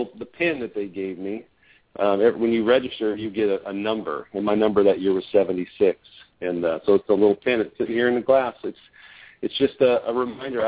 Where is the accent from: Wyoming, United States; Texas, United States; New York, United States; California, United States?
California, United States; Southern; growing up in Southern California